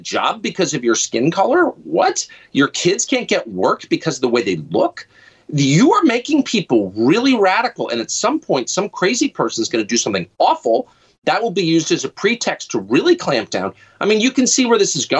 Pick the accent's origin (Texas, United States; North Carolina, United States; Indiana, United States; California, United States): California, United States; Southern; I'm from Southern California